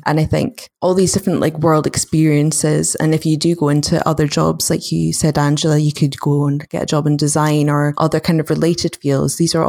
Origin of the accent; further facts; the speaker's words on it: United Kingdom; we're British stereotype of being very overly polite